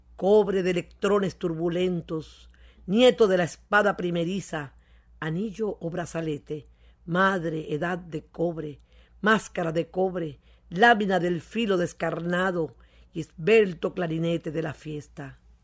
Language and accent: Spanish; Venezuela; como venezolanos que somos